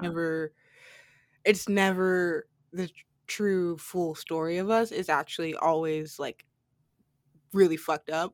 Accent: United States; as an American citizen

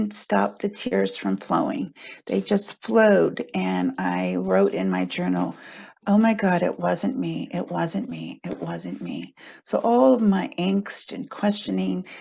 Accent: Texas, United States; moved away as an adult; also born or lived in San Francisco, California; I grew up in Texas

